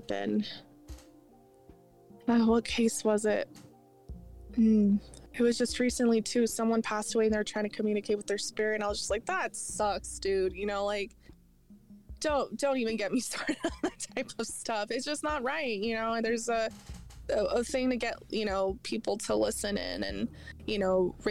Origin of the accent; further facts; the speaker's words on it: Southwest, United States; growing up in the Southwest